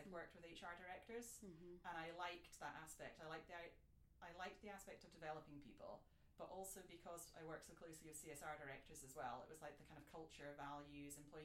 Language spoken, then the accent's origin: English; Scotland, United Kingdom; moved away as an adult; I'm from Scotland, and I did law as an undergrad